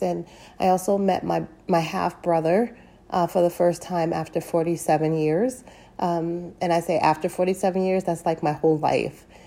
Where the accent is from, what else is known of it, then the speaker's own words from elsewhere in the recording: United States; I am a black American of African descent, meaning I am I was born and raised here in America